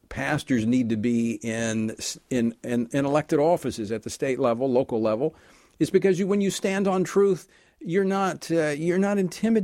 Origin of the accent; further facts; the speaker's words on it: Louisiana, United States; my home state of Louisiana